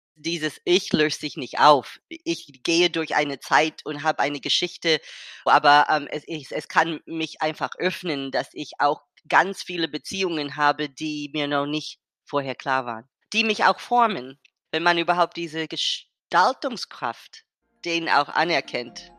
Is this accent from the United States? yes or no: yes; United States; German is a second language; moved away; aus Amerika, wo ich herkomme